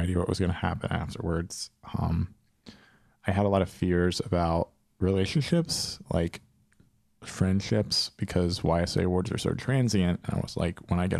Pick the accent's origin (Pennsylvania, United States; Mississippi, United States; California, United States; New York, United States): Pennsylvania, United States; also born or lived in Philadelphia, Pennsylvania; I'm from Philly. Well, I'm from Pennsylvania, but I'd lived in Philly for 5 years